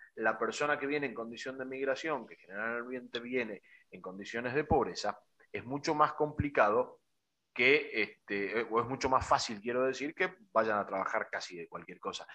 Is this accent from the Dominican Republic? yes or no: no; Argentina; also born or lived in Bolivia; Yo tengo 45 años, pero vivo desde los 8 en Argentina soy nacido en Bolivia, pero de padres argentinos, descendientes de italianos y de sirios